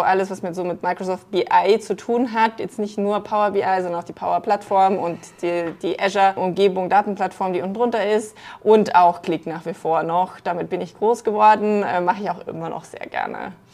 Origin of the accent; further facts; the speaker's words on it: Munich, Bavaria, Germany; Deswegen bin ich Münchnerin durch und durch.